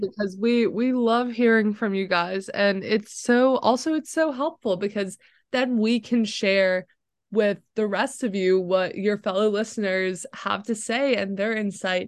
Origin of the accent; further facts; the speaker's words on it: Florida, United States; moved away as an adult; now in Chapel Hill, United States; growing up in Florida where it's sunny